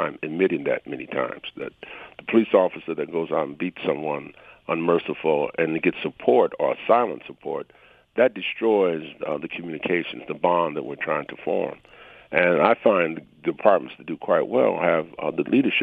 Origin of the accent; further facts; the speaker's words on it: Detroit, Michigan, United States; I grew up in Detroit